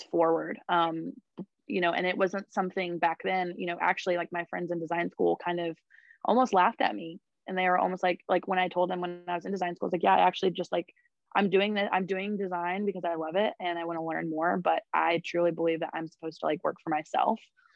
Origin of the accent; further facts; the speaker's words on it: Raleigh, North Carolina, United States; also born or lived in Zebulon, North Carolina; I'm actually a Raleigh local. I was born and raised in Raleigh